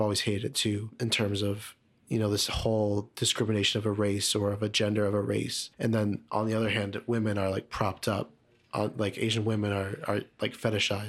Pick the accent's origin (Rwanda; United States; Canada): Canada; Markham, Ontario; I grew up in Markham